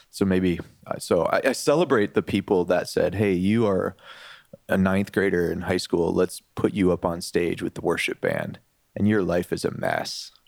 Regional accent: Detroit, Michigan, United States; I grew up in the Detroit area

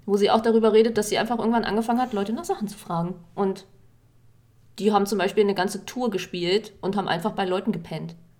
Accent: Berlin, Germany; Ich bin ja auch in Berlin groß geworden

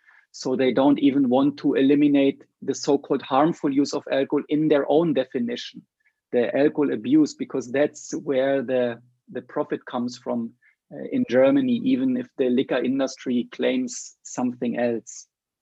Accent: Sri Lanka; your home country is a little bit different than my home country, Sri Lanka.

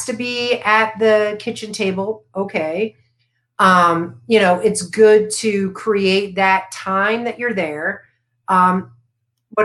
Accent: Florida, United States; I grew up in Florida

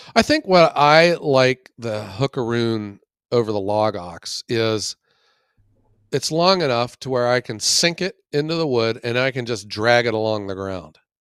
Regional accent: Ohio, United States; I love my home state

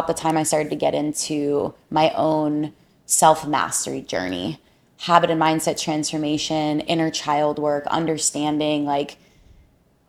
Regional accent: South Florida, United States; born and raised in South Florida, a South Florida baby

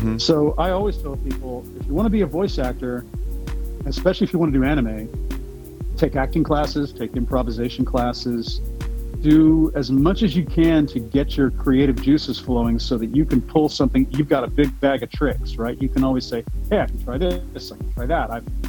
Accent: Houston, Texas, United States; also born or lived in Pasadena, Texas / New York / Austin; Yep, born and raised. I was born in Pasadena and grew up in the surrounding areas and in Houston all my life. And I'm still here.

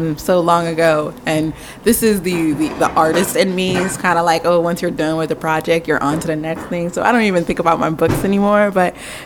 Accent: Haiti; now in United States; I'm from Wakanda, a.k.a. Haiti

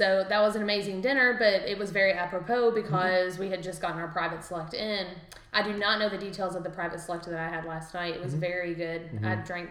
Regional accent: London, Kentucky, United States; I'm from London as well.

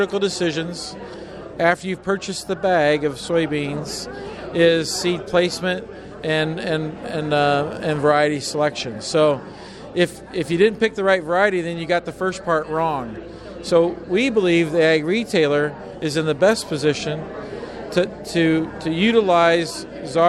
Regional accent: Iowa, United States; I'm from Iowa

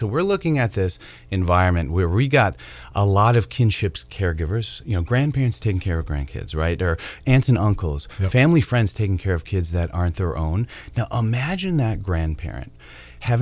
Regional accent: Wisconsin, United States; now in Durham, United States; I'm from Wisconsin.

